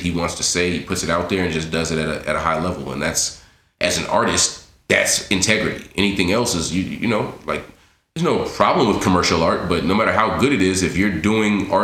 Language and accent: English; Los Angeles, California, United States; MERS and I come from the same neighborhood. So we grew up in Miss City together. We went to Santa Monica College together.